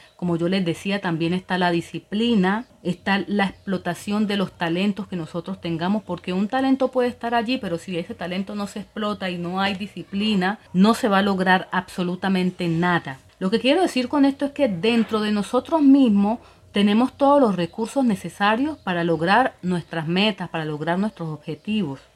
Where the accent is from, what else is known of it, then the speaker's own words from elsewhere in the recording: Colombia; now in Dominican Republic; Yo soy colombiana